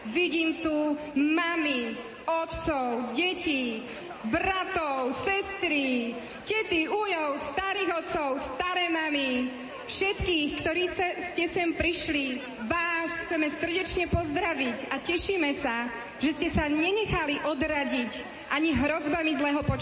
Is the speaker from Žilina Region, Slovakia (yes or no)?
no; Bratislava, Bratislava Region, Slovakia; ja som tu z Bratislavy.